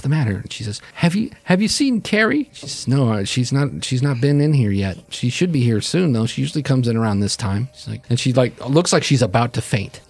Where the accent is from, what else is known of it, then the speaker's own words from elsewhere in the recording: Michigan, United States; I'm from Michigan, okay? It's never this hot.